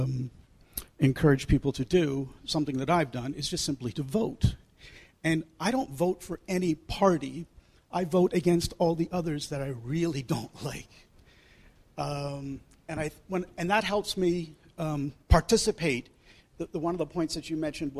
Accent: Canada; I'm from Canada

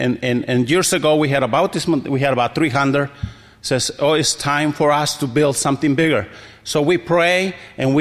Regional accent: Ixtlán, Michoacán, Mexico; Ixtlan is my hometown.

